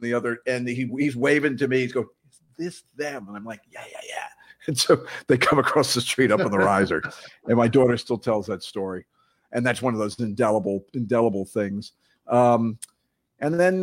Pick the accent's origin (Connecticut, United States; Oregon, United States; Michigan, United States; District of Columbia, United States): Connecticut, United States; moved away; Growing up in Connecticut